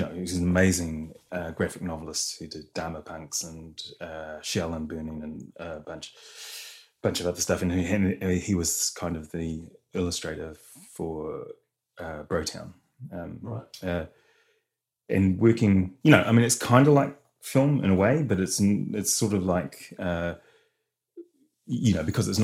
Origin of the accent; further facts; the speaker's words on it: Rotorua, Bay of Plenty, New Zealand; I come from Rotorua, so I'm Te Arawa